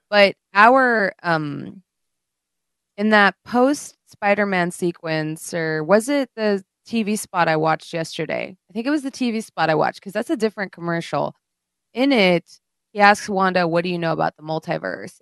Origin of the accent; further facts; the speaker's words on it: India; moved away; When I grew up in India